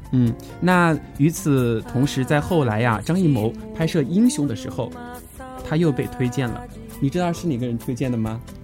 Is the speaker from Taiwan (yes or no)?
no; Fengjie, Chongqing, China; 我的家乡在重庆凤姐，著名的白帝城